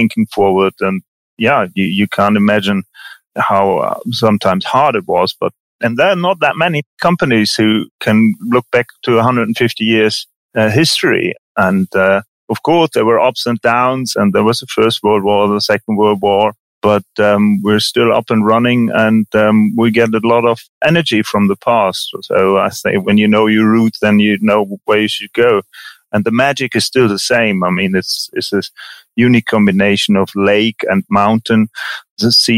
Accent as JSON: {"language": "English", "country": "Germany", "tie": "born or raised there", "also_born_or_lived": "Engelberg, Switzerland", "moved": "yes", "lives_now": "Vitznau, Switzerland", "said": "I'm born and brought up in Germany"}